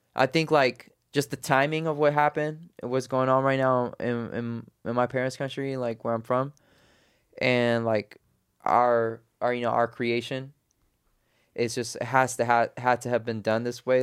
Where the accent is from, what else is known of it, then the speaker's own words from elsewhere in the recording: United States; I was born in America, my parents are Afghan